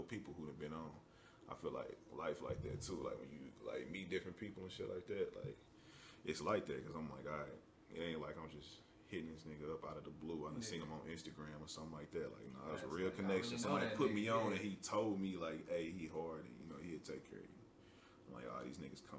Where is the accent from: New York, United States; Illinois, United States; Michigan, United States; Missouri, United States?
Missouri, United States; St. Louis; I'm from St. Louis